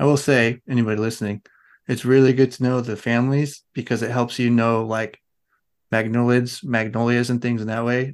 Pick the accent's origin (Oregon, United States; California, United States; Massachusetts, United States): Oregon, United States; I grew up around the Douglas fir trees in Oregon